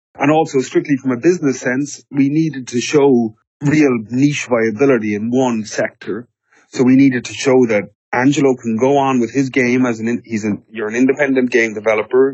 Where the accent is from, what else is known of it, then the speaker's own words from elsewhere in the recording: Ireland; I'm Irish.